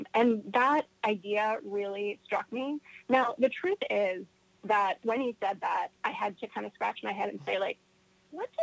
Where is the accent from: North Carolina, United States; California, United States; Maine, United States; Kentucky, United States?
North Carolina, United States; I grew up in North Carolina